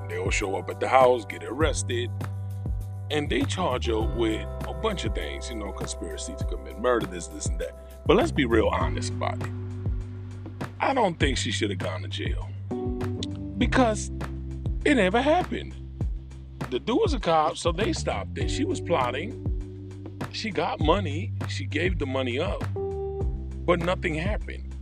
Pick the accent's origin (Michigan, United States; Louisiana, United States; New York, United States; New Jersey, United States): New York, United States; We're from New York. We say it all the time